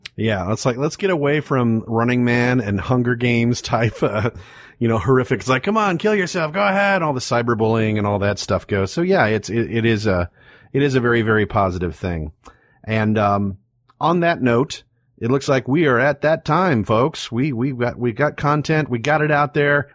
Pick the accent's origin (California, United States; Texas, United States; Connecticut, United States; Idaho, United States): Texas, United States; we're from Texas